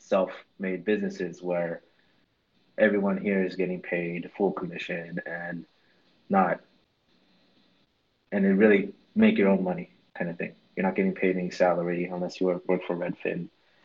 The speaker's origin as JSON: {"language": "English", "region": "California", "country": "United States", "said": "I moved from Northern California to Southern California."}